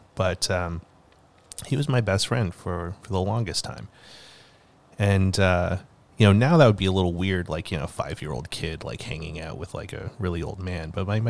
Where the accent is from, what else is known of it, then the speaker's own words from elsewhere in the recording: Calgary, Alberta, Canada; Anyways, growing up in Calgary, like, we ended up, we lived in a bunch of co-ops. But right before we moved away to Kimberley, we moved to... 17th Ave Southwest, like the fancy